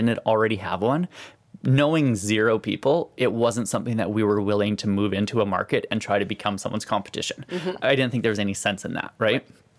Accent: Saskatchewan, Canada; We still grew up in the West, and even though we're from Saskatchewan, it's still, this seems a lot closer to home than Vancouver or Toronto or Montreal.

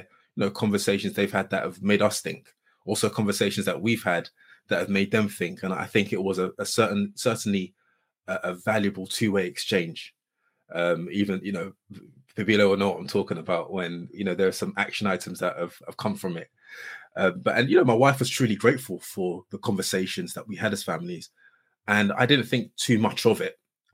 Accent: Surrey, South East England, United Kingdom; where I grew up in Surrey

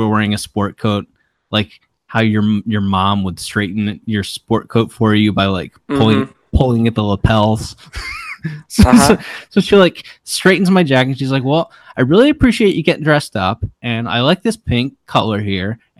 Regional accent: Maryland, United States; I'm from Maryland

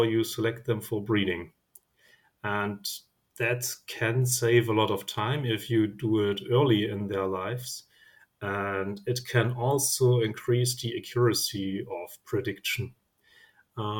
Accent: Germany; I'm from Germany

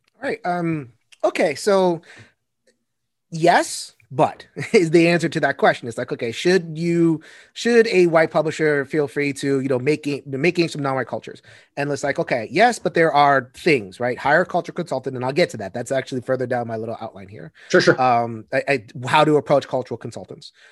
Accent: New York, United States; I come from New York. We have five boroughs

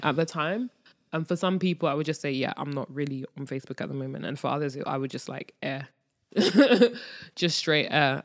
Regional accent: London, United Kingdom; moved away as an adult; now in Ghana; being born and raised in London, I know what it's like to be in the hood

